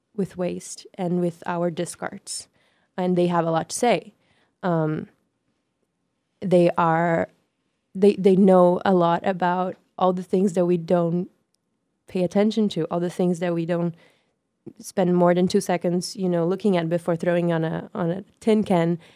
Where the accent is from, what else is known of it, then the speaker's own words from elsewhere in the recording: Brazil; moved away as an adult; also born or lived in North Carolina; now in New York, United States; I am born and raised in Brazil. I came to the U.S. six years ago um, to study in North Carolina.